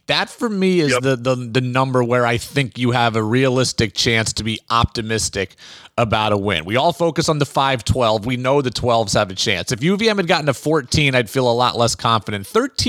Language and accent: English; Albany, New York, United States; I grew up in Albany. I was in ninth grade that year